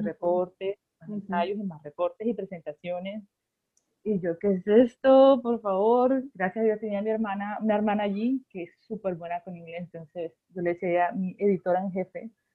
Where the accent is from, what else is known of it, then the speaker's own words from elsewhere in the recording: Barranquilla, Atlántico, Colombia; soy barranquillera